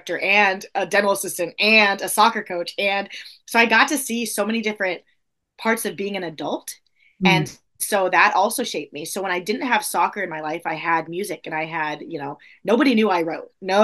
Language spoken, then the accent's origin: English; Southern California, United States; I was born and raised in California, actually the whole coast, because I was born and raised 0 to 16 in Southern California and then moved to Northern California at 16